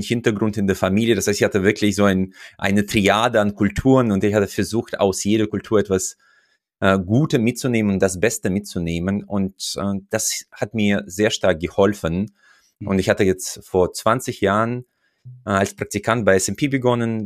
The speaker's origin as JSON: {"language": "German", "country": "Uzbekistan", "moved": "as an adult", "lives_now": "Germany", "said": "Ich komme ja aus Usbekistan, wo ich mein erstes Studium abgeschlossen hatte"}